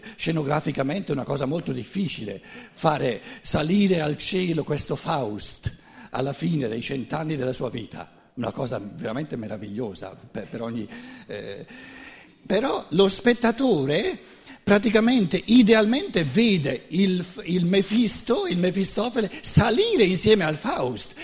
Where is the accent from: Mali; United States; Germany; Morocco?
Germany; Black Forest, Baden-Württemberg; tutto bello tedesco, vengo dalla Selva Nera